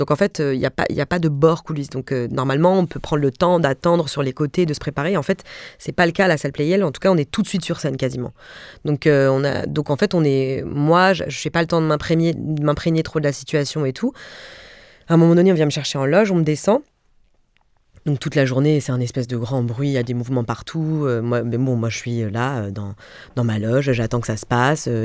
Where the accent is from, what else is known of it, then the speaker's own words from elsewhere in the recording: Mulhouse, Grand Est, France; Moi, je viens de Mulhouse et franchement, il y a 10 ans, je parlais comme ça.